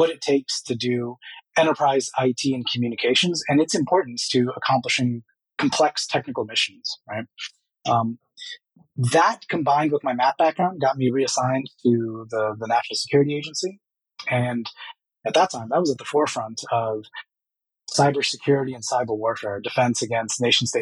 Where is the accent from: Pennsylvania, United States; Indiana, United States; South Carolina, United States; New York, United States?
New York, United States; New York City; moved away; I was born in the South Bronx, very strong Caribbean, Guyanese culture around me